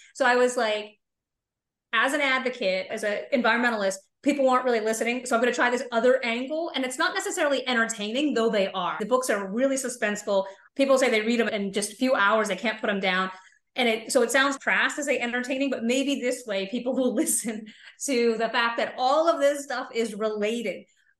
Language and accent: English; Florida, United States; And I grew up in Florida, not far from Kennedy Space Center.